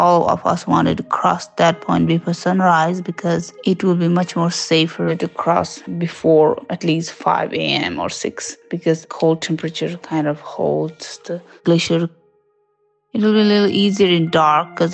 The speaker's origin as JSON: {"language": "English", "region": "Bagmati", "country": "Nepal", "tie": "born or raised there", "said": "I am from Ruwaling Valley, which is west from the Everest region. I grew up surrounding mountains at the elevation of 4,200 meters."}